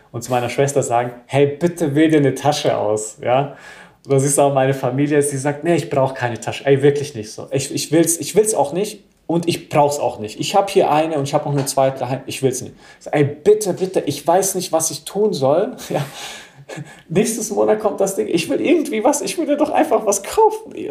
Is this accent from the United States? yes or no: yes; United States; now in Germany; Und ich bin ja in Amerika auch groß geworden, eher in so Hip-Hop-Vierteln, ja, und bin auch der Musik und der Kultur ein wenig gefolgt.